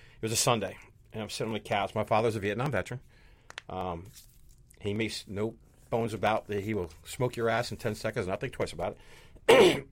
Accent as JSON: {"language": "English", "region": "New Jersey", "country": "United States", "said": "I'm from New Jersey"}